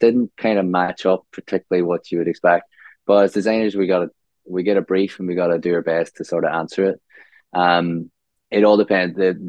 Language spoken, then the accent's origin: English; Omagh, Northern Ireland, United Kingdom; moved away as an adult; now in Australia; So I grew up in a small town called Omagh in Northern Ireland. So Ireland.